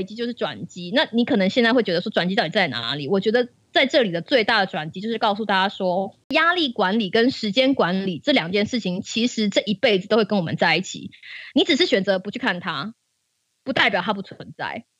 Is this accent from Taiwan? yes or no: yes; Taiwan; 我们都是台湾人，我们从小到大，每每一次都被耳提面命的一件事情，就是中国要打过来了。